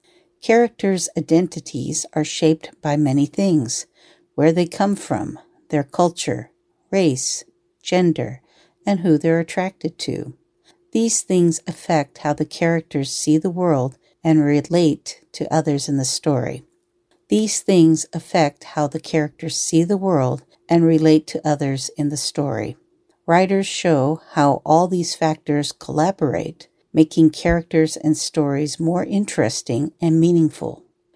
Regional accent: Washington, United States; it reminds me of where I grew up outside of Seattle, Washington. Rain was a part of life in my childhood.

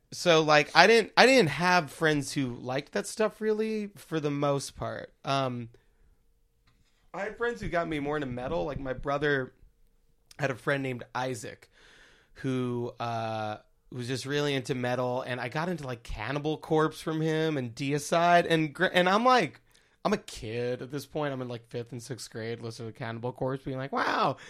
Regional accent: Baldwin, New York, United States; born or raised there; now in Brooklyn, United States

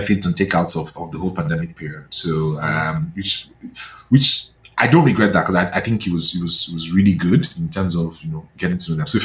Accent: Nigeria; moved away as an adult; now in Canada; growing up in Nigeria

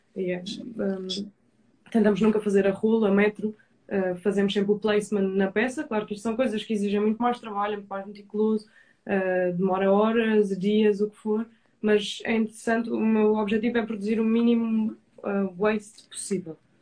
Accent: Madeira, Portugal; de onde eu sou

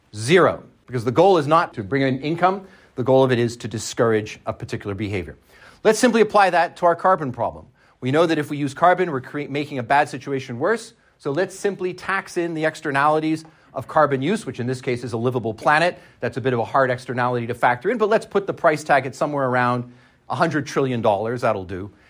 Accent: Canada; I'm Canadian

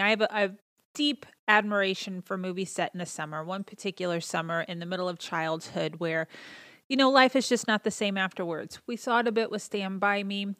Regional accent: Indiana, United States; I was born and raised here in Indiana

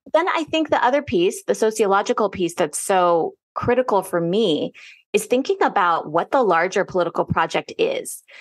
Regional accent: Northern Virginia, United States; growing up in Northern Virginia

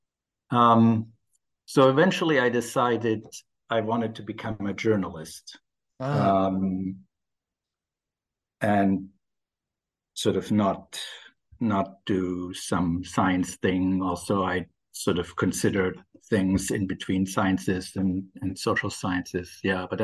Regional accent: Ulm, Baden-Württemberg, Germany; accent: German; English is a second language; moved away as an adult; also born or lived in United States; now in London, United Kingdom; I'm from Germany. I grew up in a small town called Ulm in the south of Germany

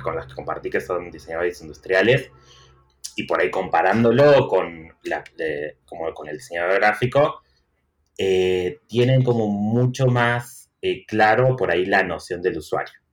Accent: Tucumán, Argentina; moved away as an adult; also born or lived in Barcelona; now in Buenos Aires, Argentina; soy de Tucumán, pero vivo en Buenos Aires hace siete años

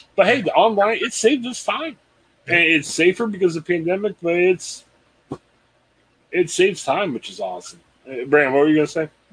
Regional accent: Canton, Ohio, United States; I'm from Canton

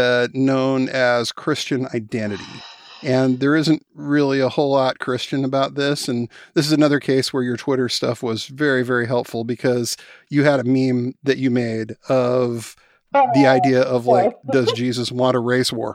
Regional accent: Spokane, Washington, United States; growing up in Spokane, Washington

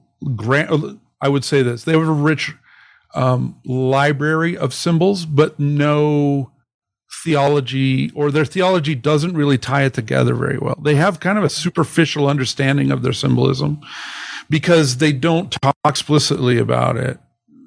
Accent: Utah, United States; also born or lived in Canada; I grew up in Utah, okay, largely

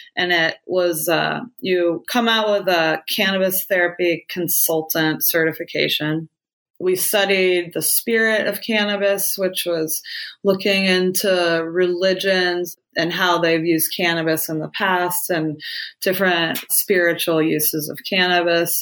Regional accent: Ohio, United States; also born or lived in Northern California; now in California, United States; I grew up in Ohio in the cornfields in Amish country

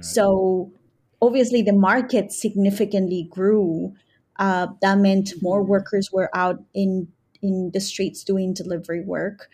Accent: New York City, New York, United States; I migrated here in nineteen ninety-five, uh, with my family, um, to New York City, mostly to the Bronx. Uh, and since then, I grew up in the Bronx since the age of ten.

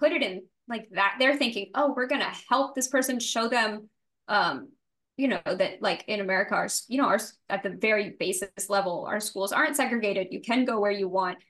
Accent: New Orleans, Louisiana, United States; I grew up in New Orleans

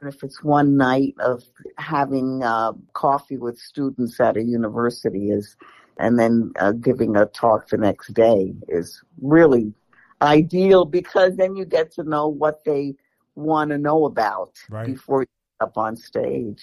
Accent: New York City, New York, United States; I was born and raised in the Bronx

